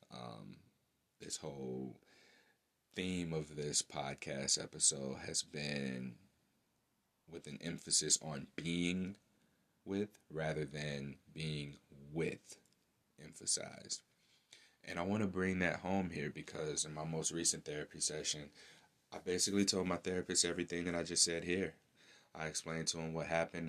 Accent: St. Louis, Missouri, United States; my hometown, St. Louis, Missouri

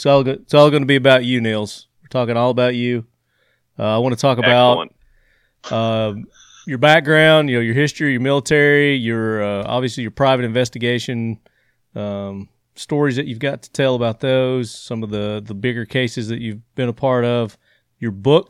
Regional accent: Sparta, Tennessee, United States; moved away as an adult; now in Murfreesboro, United States; So I'm from originally East Tennessee, a little town called Sparta.

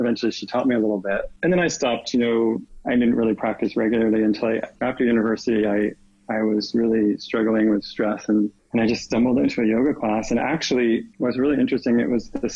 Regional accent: East Coast, United States; moved away as an adult; also born or lived in New York / Connecticut; now in California, United States; I grew up actually in New York and Connecticut, kind of the East Coast. And then I moved to California right after university.

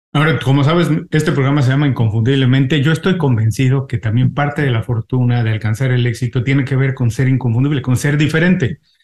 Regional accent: Mexico City, Mexico; accent: Mexican; now in Miami, United States; yo vivo en Miami, soy mexicano. Afortunadamente no he perdido mi acento mexicano, este, pero eh, soy de la Ciudad de México.

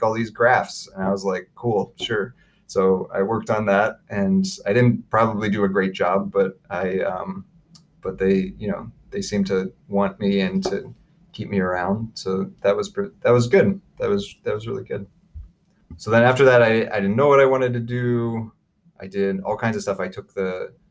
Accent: Dayton, Ohio, United States; moved away as an adult; also born or lived in Los Angeles, California; now in North Carolina, United States; I was born and raised in Dayton, Ohio, the birthplace of aviation

